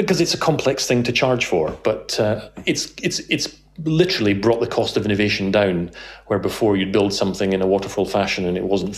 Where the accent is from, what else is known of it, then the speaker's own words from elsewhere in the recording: Scotland, United Kingdom; being Scottish